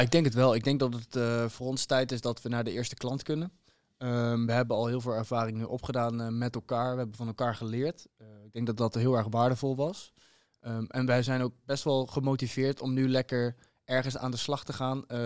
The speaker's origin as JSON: {"language": "Dutch", "town": "Huissen", "region": "Gelderland", "country": "Netherlands", "said": "Ik kom uit Huissen, ligt naast Arnhem"}